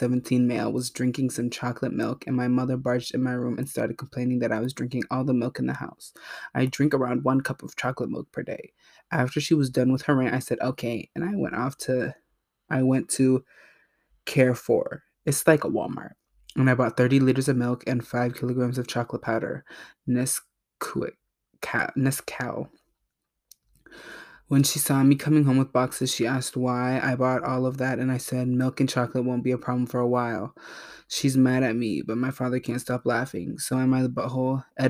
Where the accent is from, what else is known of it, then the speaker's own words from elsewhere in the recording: Canada; I am Canadian with government-run healthcare systems. They are provincially run. I moved Providences recently.